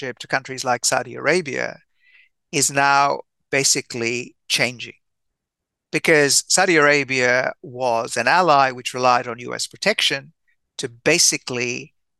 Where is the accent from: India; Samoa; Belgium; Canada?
India; I'm Indian by birth